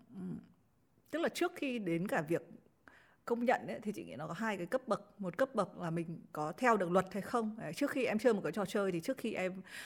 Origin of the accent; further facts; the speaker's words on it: Haiphong, Vietnam; moved away; chị là đến từ hải phòng